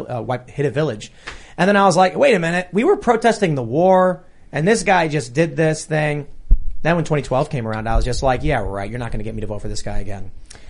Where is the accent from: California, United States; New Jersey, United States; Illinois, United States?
Illinois, United States; Chicago; I grew up in Chicago. I grew up with a liberal family